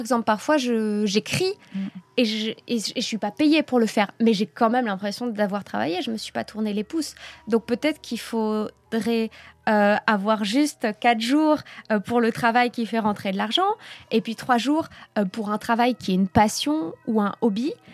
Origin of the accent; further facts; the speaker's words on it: France; moved away as an adult; now in Belgium; en tant que Française qui arrive en Belgique